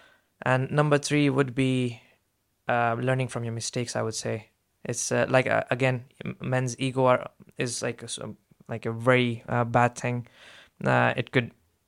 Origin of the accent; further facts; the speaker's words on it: Saudi Arabia; I was raised in Saudi Arabia. It's immigrants weren't as respected. I've seen my uncles and my dad struggle there.